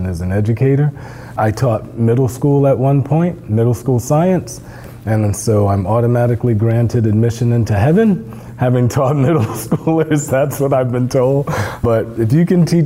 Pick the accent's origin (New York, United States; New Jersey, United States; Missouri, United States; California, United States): New Jersey, United States; I grew up in New Jersey